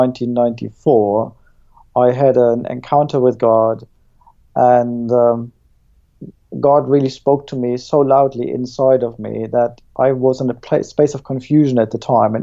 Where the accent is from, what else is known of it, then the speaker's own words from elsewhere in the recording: Germany; now in Plymouth, United Kingdom; I was born in East Germany